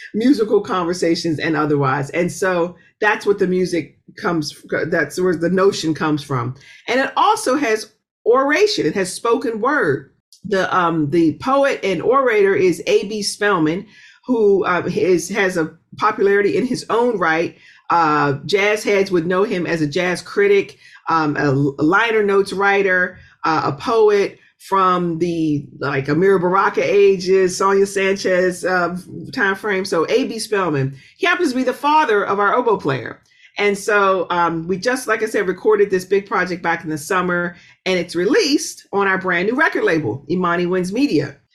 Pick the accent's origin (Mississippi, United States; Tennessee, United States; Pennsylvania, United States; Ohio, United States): Pennsylvania, United States; Pittsburgh; moved away; I'm originally from Pittsburgh uh, which is an incredibly musical city